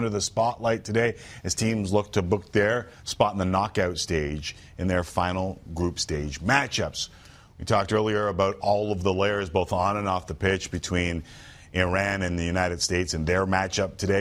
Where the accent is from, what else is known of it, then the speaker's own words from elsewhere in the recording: Canada; as a Canadian